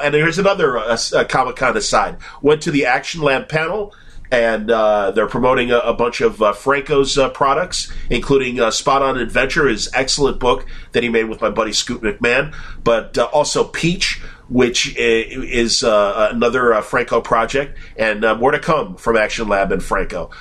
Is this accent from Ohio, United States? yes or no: no; Chicago, Illinois, United States; accent: Chicago; my Chicago accent